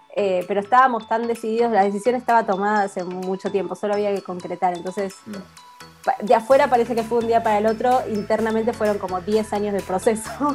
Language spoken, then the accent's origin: Spanish; Buenos Aires, Argentina; moved away as an adult; now in Alicante, Spain; somos de Buenos Aires, de Capital. y nosotros nos conocimos en el colegio, mm. en tercer año del cole, así que teníamos 15